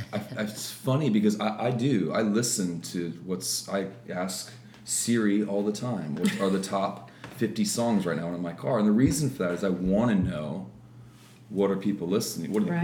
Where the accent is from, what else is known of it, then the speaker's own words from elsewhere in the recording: Midwest, United States; also born or lived in Florida; Pretty much the Midwest. {S3} Okay. {S2} Yeah. Florida for a while as a kid, but moved around a lot with Dad being a pastor.